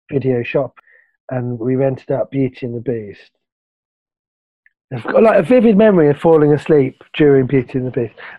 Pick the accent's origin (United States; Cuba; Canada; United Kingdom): United Kingdom; London; when I was growing up in London